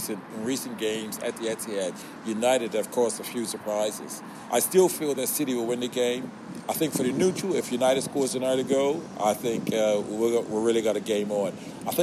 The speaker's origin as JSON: {"language": "English", "country": "Bermuda", "moved": "yes", "said": "I'm this kid from Bermuda"}